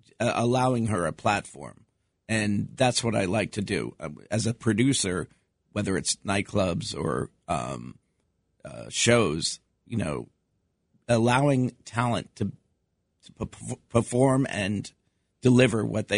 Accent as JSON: {"language": "English", "town": "New York City", "region": "New York", "country": "United States", "tie": "born or raised there", "said": "This is my hometown."}